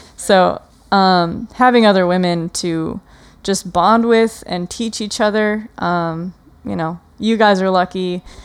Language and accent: English; Wisconsin, United States; I grew up in Wisconsin, so it's super humid in the, in the summer